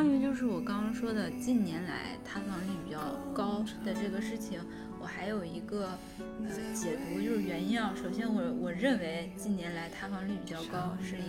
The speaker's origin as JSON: {"language": "Chinese", "country": "China", "said": "但是我理解，就是说我作为中国人，别人说中国我不开心，"}